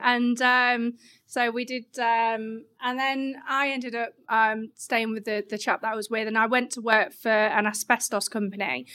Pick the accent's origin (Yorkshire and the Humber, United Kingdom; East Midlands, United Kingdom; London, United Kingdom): Yorkshire and the Humber, United Kingdom; Grimsby; moved away; I'm originally from Grimsby